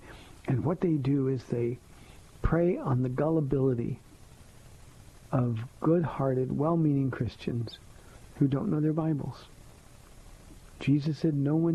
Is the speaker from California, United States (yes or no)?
yes; Southern California, United States; I'm from Southern California